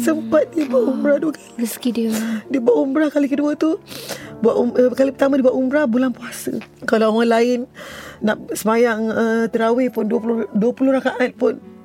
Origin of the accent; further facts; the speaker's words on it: Kluang, Johor, Malaysia; Saya berasal daripada Keluang Johor, saya anak JT Johor.